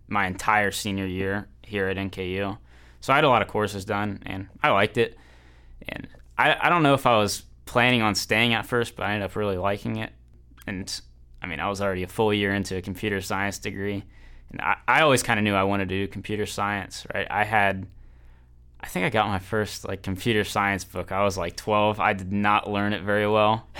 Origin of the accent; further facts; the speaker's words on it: Northern Kentucky, United States; I am from Northern Kentucky originally